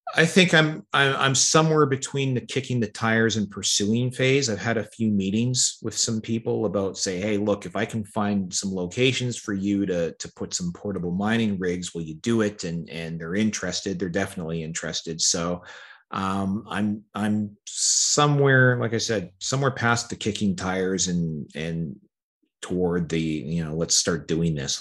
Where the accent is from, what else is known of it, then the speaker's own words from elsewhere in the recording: Canada; I like being a Canadian.